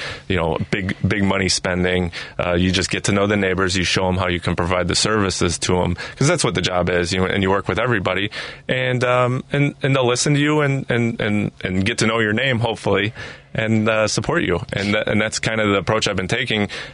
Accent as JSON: {"language": "English", "town": "Chicago", "region": "Illinois", "country": "United States", "tie": "born or raised there", "said": "I grew up in Chicago. My parents grew up in Chicago."}